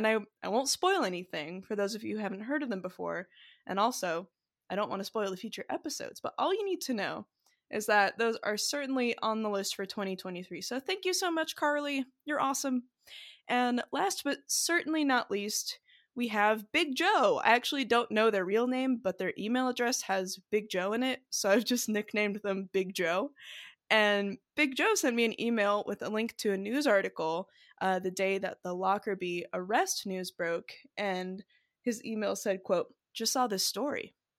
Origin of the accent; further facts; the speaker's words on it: New Zealand; I grew up in New Zealand, so this one is particularly poignant.